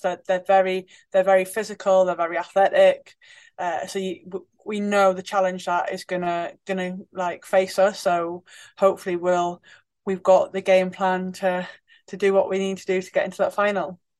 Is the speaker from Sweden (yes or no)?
no; Newcastle upon Tyne, North East England, United Kingdom; growing up in Newcastle as a kid